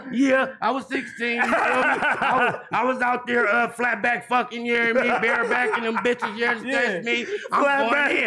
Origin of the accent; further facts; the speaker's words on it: Los Angeles, California, United States; I'm really born and raised on 51st and Figueroa